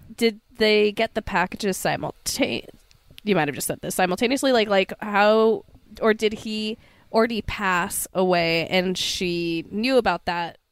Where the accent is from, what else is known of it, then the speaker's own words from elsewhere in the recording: Sacramento, California, United States; growing up in Sacramento